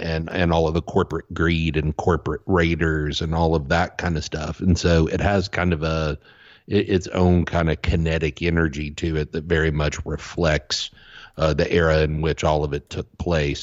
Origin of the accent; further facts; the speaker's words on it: the South, United States; as a kid growing up in the South